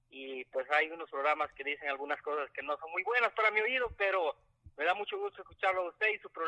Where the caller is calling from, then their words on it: Houston, Texas, United States; soy acá de Houston, Texas.